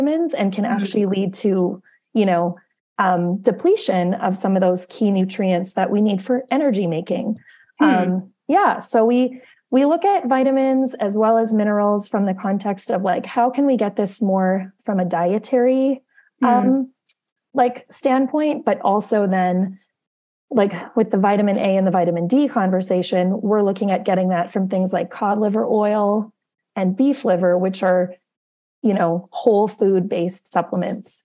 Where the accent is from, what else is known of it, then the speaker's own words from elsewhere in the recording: Winnipeg, Manitoba, Canada; also born or lived in Arizona; I'm originally from Winnipeg.